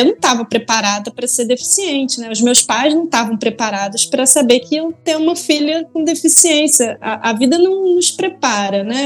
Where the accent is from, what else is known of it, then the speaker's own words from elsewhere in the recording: Leopoldina, Minas Gerais, Brazil; moved away; also born or lived in Rio de Janeiro; eu nasci no Rio de Janeiro, mas eu passei parte da minha infância e adolescência no interior de Minas, numa cidade chamada Leopoldina, que é a terra lá da minha mãe